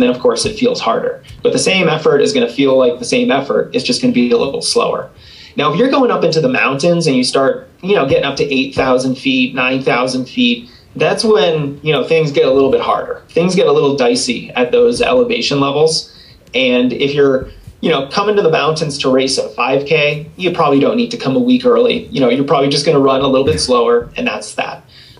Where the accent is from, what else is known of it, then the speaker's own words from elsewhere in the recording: East Coast, United States; now in Colorado, United States; You know, I grew up on the East Coast, so I certainly was not used to the dry climate here in Colorado.